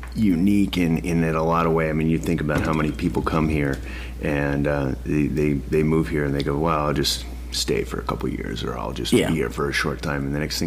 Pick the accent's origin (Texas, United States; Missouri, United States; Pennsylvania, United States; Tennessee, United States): Missouri, United States; St. Louis; moved away; I grew up in the Midwest. I grew up in St. Louis area.